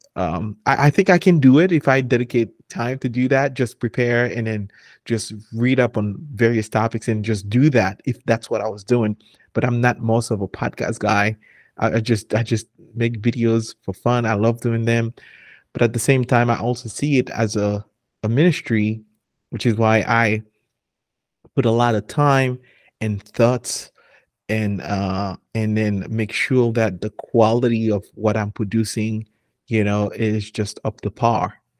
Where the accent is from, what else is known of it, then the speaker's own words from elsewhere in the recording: Haiti; moved away; I'm from Haiti